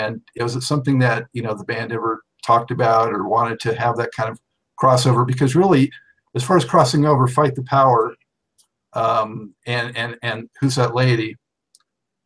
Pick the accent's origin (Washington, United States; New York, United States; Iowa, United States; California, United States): California, United States; Los Angeles; I grew up in Los Angeles